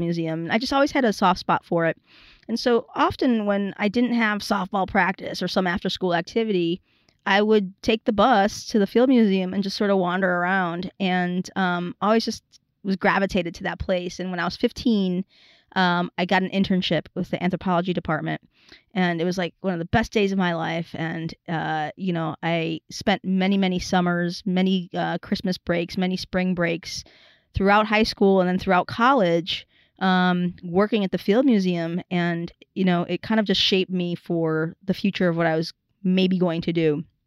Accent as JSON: {"language": "English", "town": "Chicago", "region": "Illinois", "country": "United States", "tie": "born or raised there", "said": "growing up in Chicago, born and raised in Chicago"}